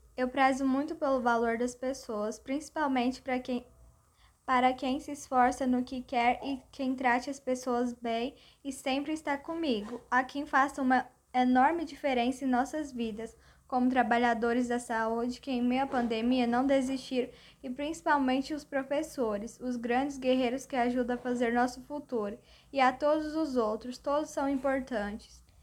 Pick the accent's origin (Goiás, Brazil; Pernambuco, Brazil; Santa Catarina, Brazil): Goiás, Brazil; Goiânia; moro em Goiânia com meus pais, Rosa e Sebastião. Tenho cinco irmãs, Franciele, Daniele, Pamela, Jéssica e Graciele. E nasci aqui em Goiânia.